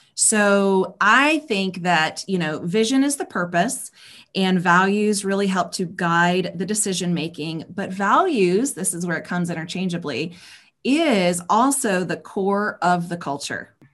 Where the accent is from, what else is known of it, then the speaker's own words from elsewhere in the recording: South Carolina, United States; also born or lived in Georgia; I grew up in the South, um, born in Georgia, raised in South Carolina um, I grew up in a really small town